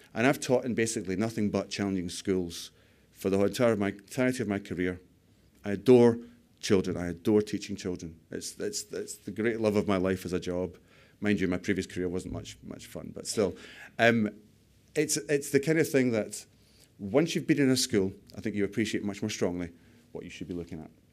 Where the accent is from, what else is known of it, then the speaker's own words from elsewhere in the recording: United Kingdom; We're too British